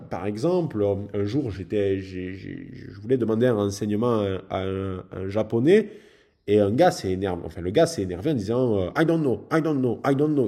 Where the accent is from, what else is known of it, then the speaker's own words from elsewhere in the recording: France; en tant que Français